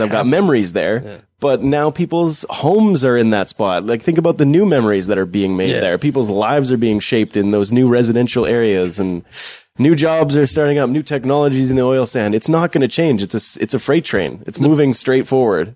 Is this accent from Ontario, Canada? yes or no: no; Fort McMurray, Alberta, Canada; growing up in Fort McMurray